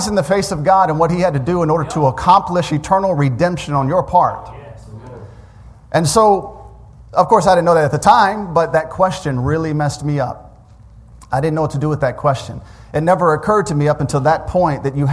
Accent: Memphis, Tennessee, United States; moved away as an adult; also born or lived in DeLand, Florida / Saudi Arabia; We grew up in Memphis

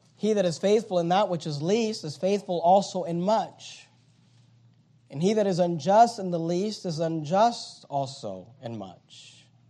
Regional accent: United States; American Christians

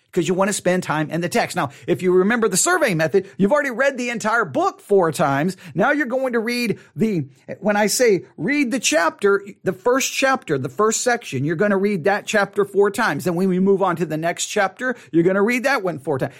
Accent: United States; as American Christians

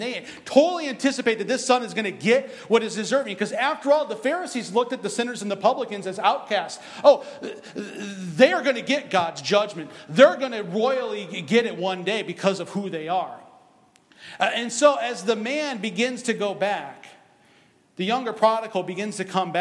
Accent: Michigan, United States; I'm from Michigan.

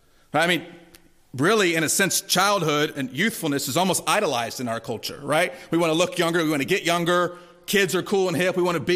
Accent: Durham, North Carolina, United States; When I was growing up in Durham, there was a bookstore that my mom loved to take my sister and I to.

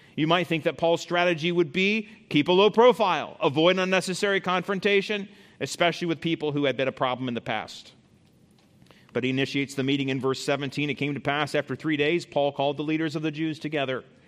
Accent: United States

